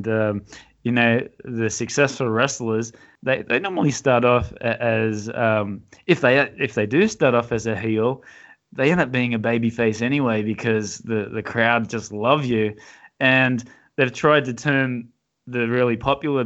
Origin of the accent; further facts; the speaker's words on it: Australia; accent: Australian; I'm from Australia